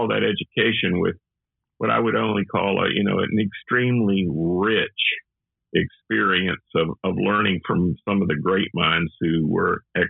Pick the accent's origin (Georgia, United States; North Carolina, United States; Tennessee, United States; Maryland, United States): North Carolina, United States; High Point; I'd grown up in the church, in the Methodist church in North Carolina.